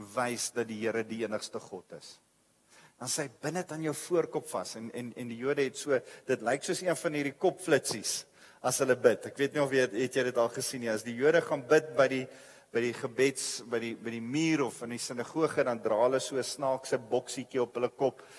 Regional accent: South Africa; ons is as as as groep, as Af Afrikaner, as Suid-Afrika

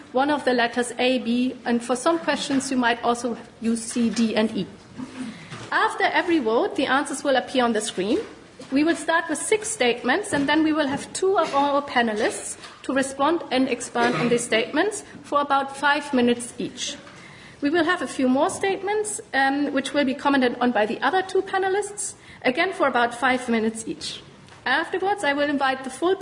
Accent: Germany; now in United Kingdom; a German

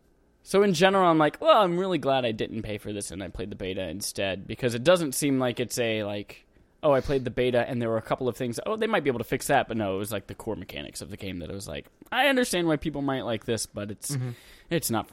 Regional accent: United States; I just want to go in and shoot things because I'm an American.

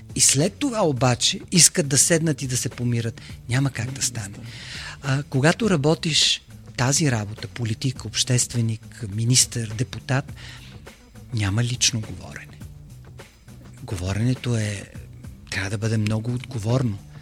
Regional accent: Bulgaria; аз съм единственият българин в тази медия

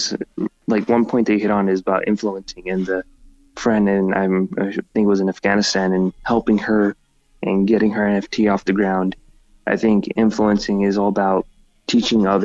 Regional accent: United States; I was born in the U.S.

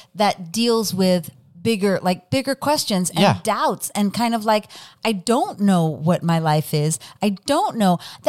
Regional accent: Texas, United States; I know it's Ireland, but I've seen it in my hometown in South sure. Texas too.

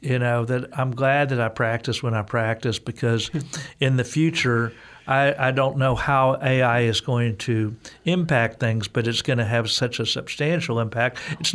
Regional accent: Texas, United States; As a Texan, I say the names.

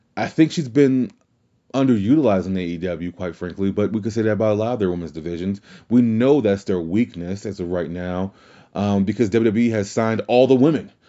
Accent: New Orleans, Louisiana, United States; I'm from New Orleans.

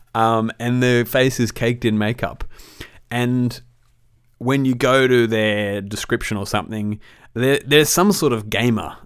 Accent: Australia; as an Australian

